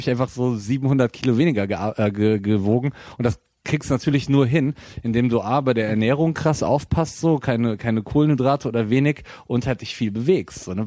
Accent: Bonn, North Rhine-Westphalia, Germany; also born or lived in Japan; now in Cologne, Germany; meine Familie kommt daher, aber ich bin in Bonn geboren tatsächlich.

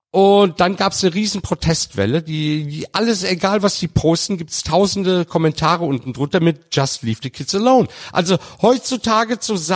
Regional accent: Turkey; now in Germany; als Türke hier in Deutschland.

